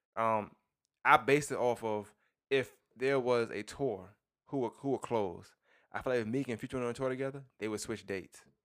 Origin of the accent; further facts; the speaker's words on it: New York, United States; I'm from New York